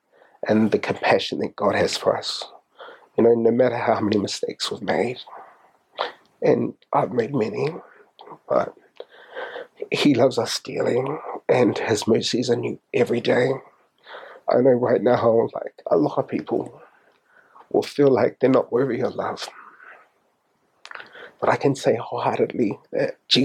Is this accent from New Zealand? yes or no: yes; Auckland, New Zealand; moved away as an adult; also born or lived in Australia